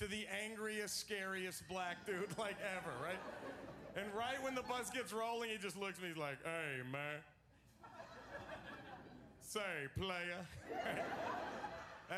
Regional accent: Dallas, Texas, United States; now in Los Angeles, United States; I am originally from Dallas, Texas. I live in Los Angeles now

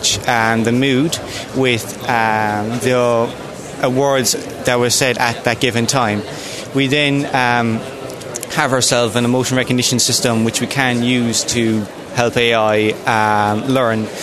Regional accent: County Kerry, Ireland; I'm from Scafoblesive Lucra in County Kerry.

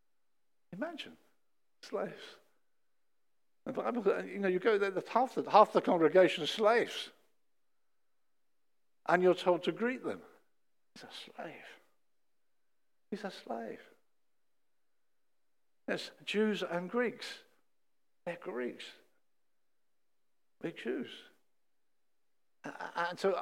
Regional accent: England, United Kingdom; we as English people got a plummy verse

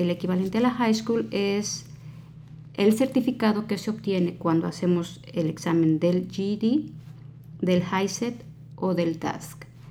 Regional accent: Mexico; now in United States; los que venimos de México

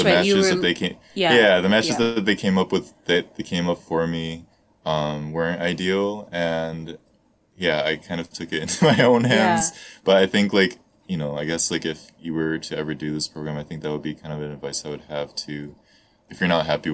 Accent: Southeast Michigan, United States; moved away as an adult; also born or lived in Toronto, Canada; now in Japan; where I grew up in Southeast Michigan

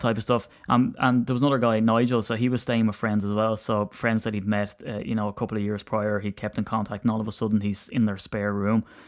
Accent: Ireland; as an Irishman

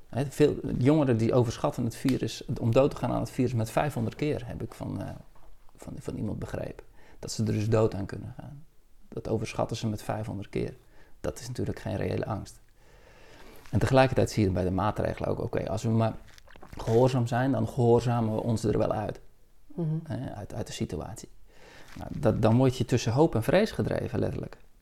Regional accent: Zeeland, Netherlands; Ik ben in Zeeland opgegroeid

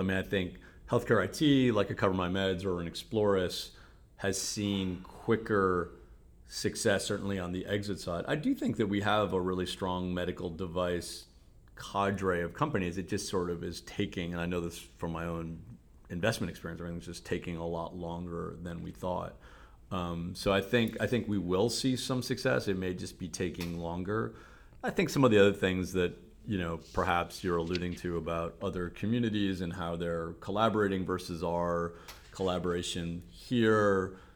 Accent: Cleveland, Ohio, United States; accent: Cleveland; moved away as an adult; also born or lived in South Africa; I moved back to the region, Cleveland. So this is my hometown

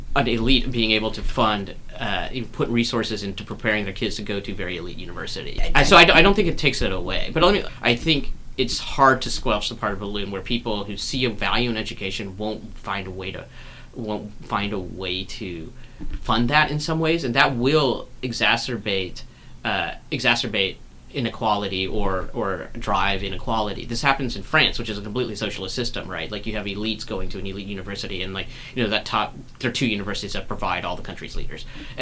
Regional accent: North Carolina, United States; I grew up in North Carolina

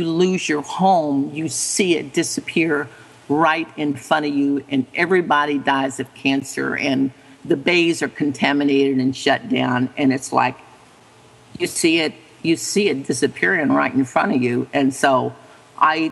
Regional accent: Gulf Coast, United States; I'm from the Gulf Coast.

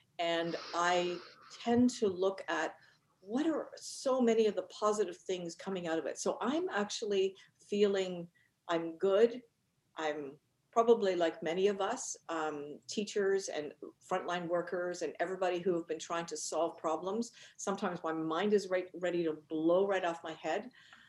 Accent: Northern Ireland, United Kingdom; I'm actually was born in Northern Ireland, and I grew up in the UK. And I grew up in Northern Ireland at a time when

